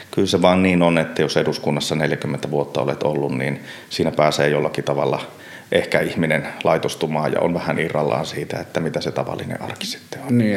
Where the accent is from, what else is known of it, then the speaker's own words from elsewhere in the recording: Lapland, Finland; Kyllä, ihan ehdottomasti olen lappilainen, joka käy Helsingissä töissä.